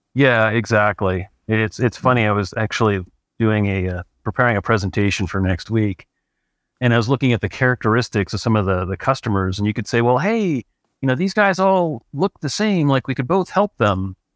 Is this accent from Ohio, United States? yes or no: yes; Cleveland, Ohio, United States; moved away as an adult; also born or lived in San Francisco Bay Area, California; now in Truckee, United States; I grew up in Cleveland, Ohio.